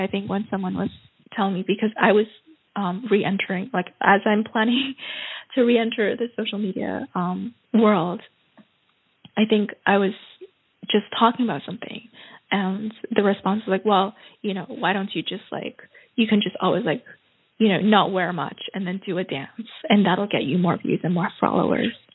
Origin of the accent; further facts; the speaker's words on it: New York, United States; now in Vienna, Austria; I come from New York where you like you walk on the street